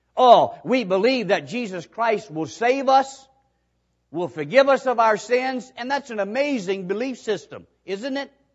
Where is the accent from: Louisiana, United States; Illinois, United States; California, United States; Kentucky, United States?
Kentucky, United States; Hazard; moved away as an adult; also born or lived in Mississippi; I grew up in Hazard.